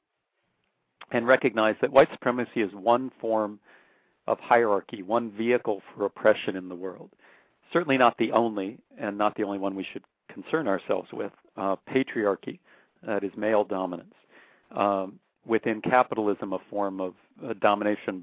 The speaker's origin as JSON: {"language": "English", "region": "North Dakota", "country": "United States", "tie": "born or raised there", "moved": "yes", "lives_now": "Austin, United States", "said": "I grew up in North Dakota, probably the whitest state in the country in many ways"}